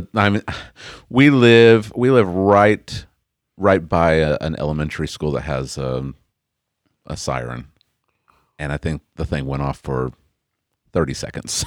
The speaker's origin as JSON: {"language": "English", "region": "Oklahoma", "country": "United States", "tie": "born or raised there", "said": "I was born and raised in Oklahoma"}